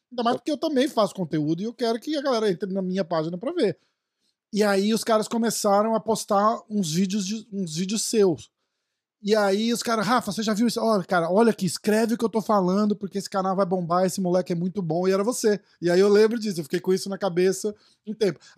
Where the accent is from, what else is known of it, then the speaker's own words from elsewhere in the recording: São Paulo, Brazil; Eu sou de São Paulo também.